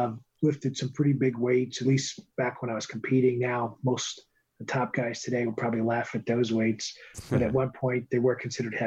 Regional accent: New York City, New York, United States; The Bronx, New York City.

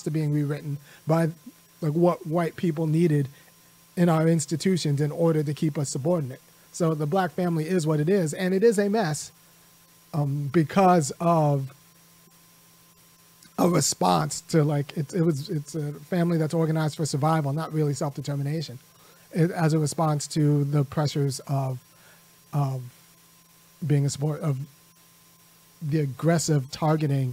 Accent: California, United States; I'm from California too

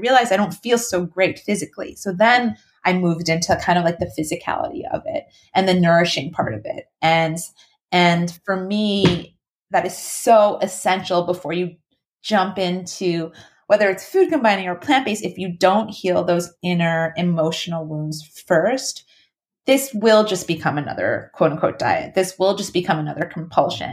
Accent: New York, United States; I'm from New York

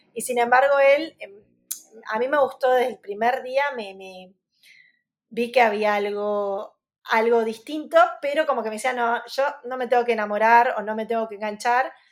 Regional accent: Arrecifes, Buenos Aires Province, Argentina; Arrecifes, que es mi ciudad natal

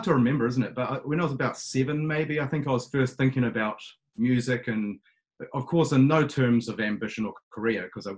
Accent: New Zealand; I'm born and raised in New Zealand. Always been here

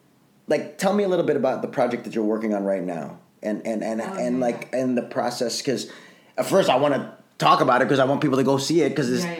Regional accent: Chicago, Illinois, United States; now in Los Angeles, United States; when I was growing up in Chicago

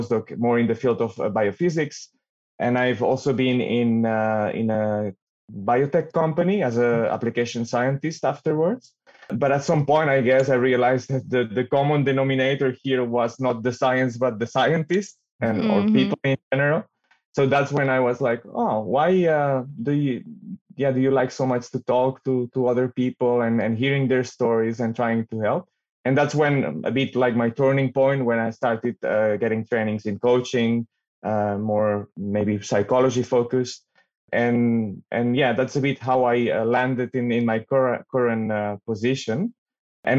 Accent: Barcelona, Catalonia, Spain; moved away as an adult; now in Netherlands; I come from Barcelona originally, but I live in the Netherlands since 2008

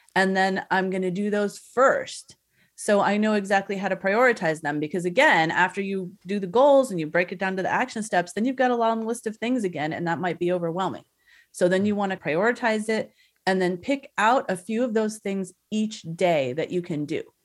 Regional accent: Southern California, United States; I'm from Southern California

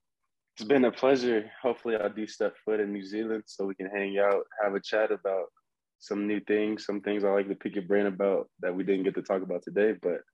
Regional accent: Texas, United States; I'm from Texas.

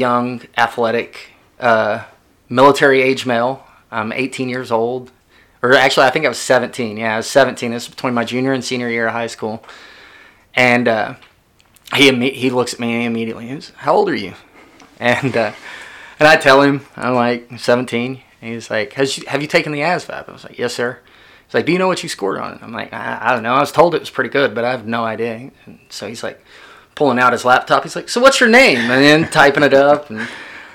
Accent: McLoud, Oklahoma, United States; also born or lived in Midwest City, Oklahoma; I was from McLeod

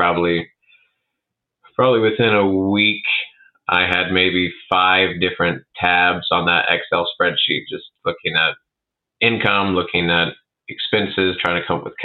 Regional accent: Arthur, Illinois, United States; I grew up in Arthur

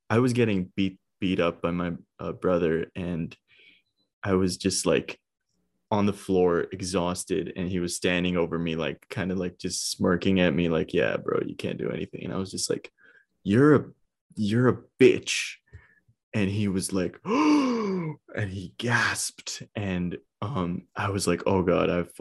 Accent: India; I'm Indian and I was a stoner in India, bro.

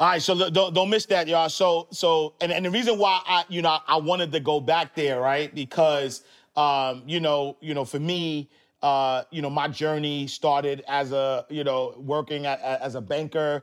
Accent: New York City, New York, United States; I'm from the projects. I, I grew up in Harlem, Saint Nicholas Projects

